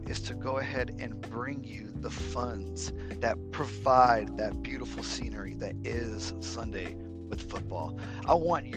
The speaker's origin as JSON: {"language": "English", "area": "Dallas-Fort Worth", "region": "Texas", "country": "United States", "tie": "born or raised there", "said": "I am a DFW kid. I'm born and raised"}